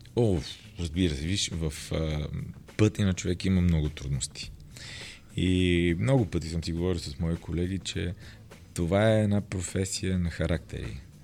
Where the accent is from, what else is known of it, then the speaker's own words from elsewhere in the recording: Roman, Vratsa Province, Bulgaria; там съм роден, но съм израснал в Роман.